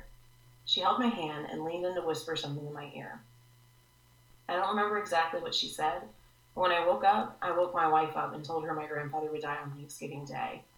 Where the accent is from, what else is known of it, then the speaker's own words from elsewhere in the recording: the South, United States; I grew up in the South, and still live here